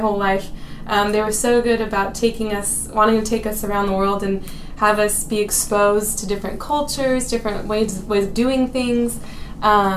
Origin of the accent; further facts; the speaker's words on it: Katy, Texas, United States; also born or lived in Houston; I was born in Houston, and I lived in Katy for my first 18 years of life in the same house my whole life.